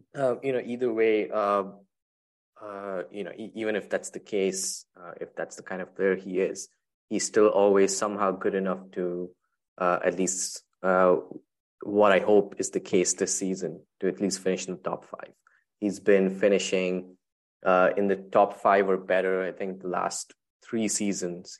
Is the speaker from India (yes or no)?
yes; Chennai, Tamil Nadu, India; my hometown, Chennai